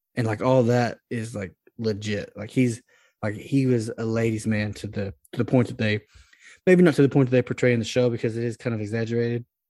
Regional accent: Dallas-Fort Worth area, Texas, United States; now in Louisiana, United States; I'm from the D F W area, so, like, my whole, my whole life, it's been, like, this is, like, I'm geographically tied to these teams

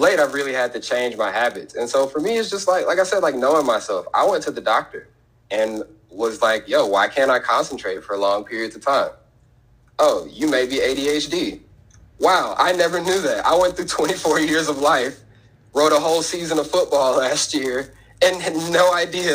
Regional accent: Chicago, Illinois, United States; I was born in Chicago

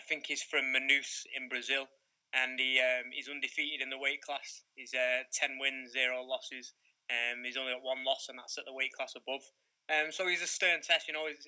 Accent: Salford, North West England, United Kingdom; I grew up in Salford

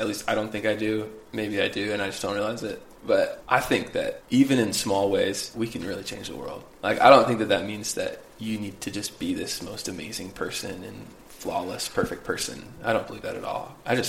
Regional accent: Midwest, United States; Growing up... I grew up in the Midwest, right?

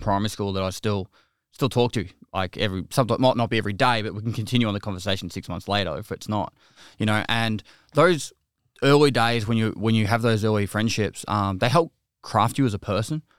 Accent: Geelong, Victoria, Australia; I'm a Geelong boy at heart, so I grew up in Geelong

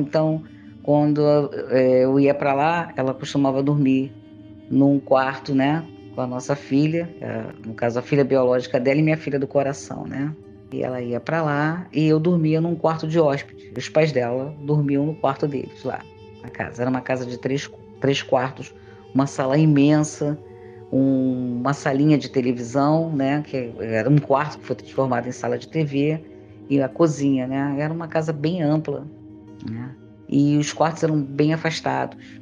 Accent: Rio de Janeiro, Brazil; sou carioca, moradora da Ilha do Governador

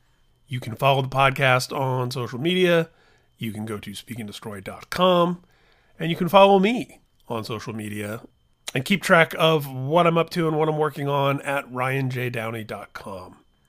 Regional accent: Midwest, United States; We were born the same year. We're both from the Midwest.

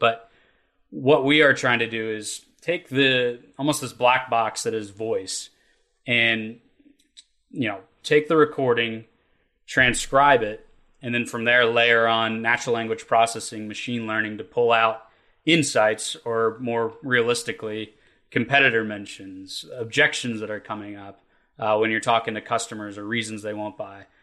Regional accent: Kentucky, United States; the way we were raised in Kentucky and the the industries we have here

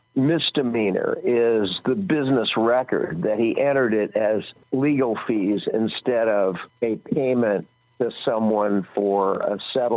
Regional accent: Des Moines, Iowa, United States; born there; But actually, I'm not a native Californian. I was born in Des Moines, Iowa.

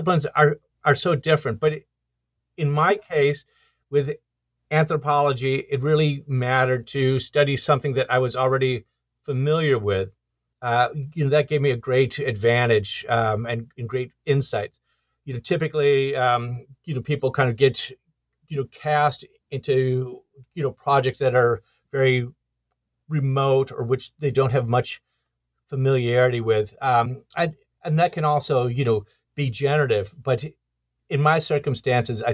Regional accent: Detroit, Michigan, United States; I grew up in Detroit, Michigan, and I, that was in the 1970s

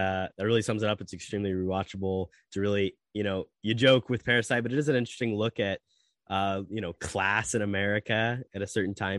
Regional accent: Central Indiana, United States; I'm from, you know, kind of Central Indiana

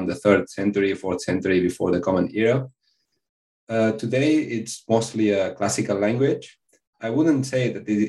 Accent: Spain; English is a second language; I'm from Spain

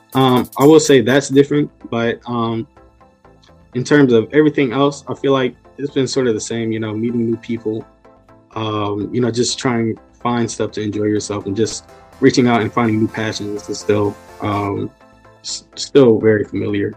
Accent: Newport News, Virginia, United States; I'm from Newport News, Virginia, so I'm very local

